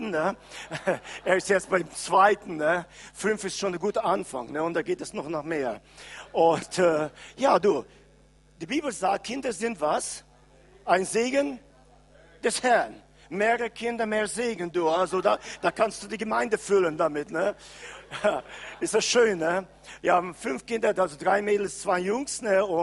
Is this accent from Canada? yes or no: yes; Canada; German is a second language; Äh, wir kommen aus Kanada und äh, ich bin jetzt schon ungefähr sechseinhalb Wochen unterwegs.